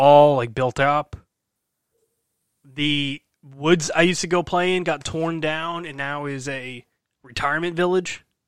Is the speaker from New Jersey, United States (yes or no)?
yes; Brick, New Jersey, United States; I grew up in Brick, New Jersey